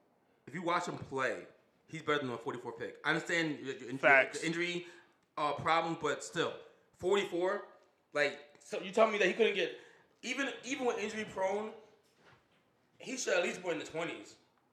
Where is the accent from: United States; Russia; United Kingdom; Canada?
United States; New York; I'm from New York.